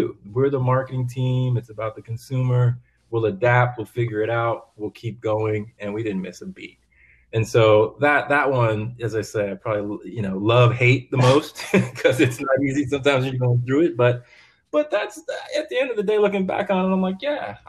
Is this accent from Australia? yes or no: no; East Coast, United States; moved away; I grew up on the East Coast